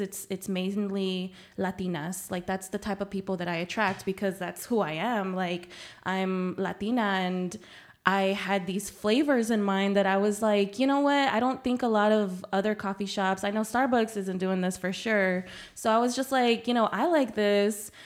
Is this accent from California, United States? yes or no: no; San Antonio, Texas, United States; first language Spanish; English is a second language; also born or lived in Nuevo Laredo, Mexico; I was born there, um, but I've been raised in San Antonio my whole life